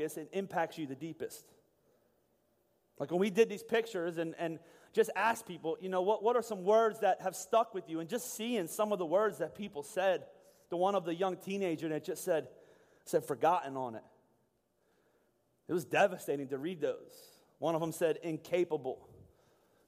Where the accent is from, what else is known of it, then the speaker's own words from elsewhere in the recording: Boyertown, Pennsylvania, United States; also born or lived in Pittsburgh; I was born in Boyertown, or lived in Boyertown my whole life, born in Pittsburgh.